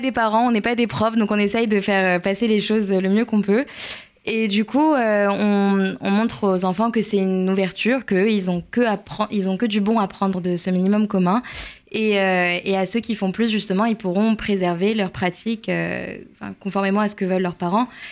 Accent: Nancy, Grand Est, France; moved away as an adult; now in Paris, France; je viens de Nancy, euh, donc un petit groupe de province, et je suis venue à Paris donc pour mes études

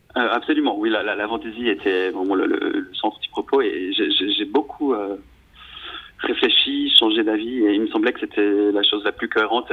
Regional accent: Switzerland; je suis né en Suisse de, parents italiens, donc j'ai deux nationalités

